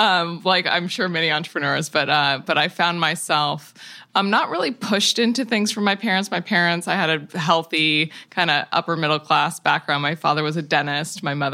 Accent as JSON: {"language": "English", "town": "Tacoma", "region": "Washington", "country": "United States", "tie": "born or raised there", "said": "I grew up in Tacoma, Washington, in the woods, and near a fabulous public park."}